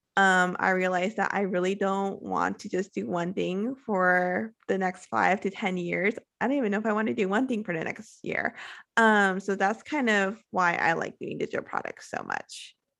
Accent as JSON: {"language": "English", "region": "California", "country": "United States", "moved": "as an adult", "lives_now": "Playa del Carmen, Mexico", "said": "I am originally from California"}